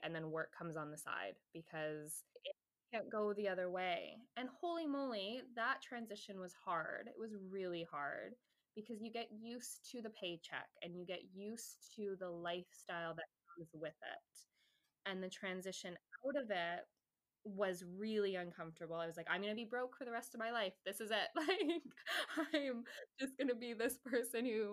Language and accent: English; Canada; I'm Canadian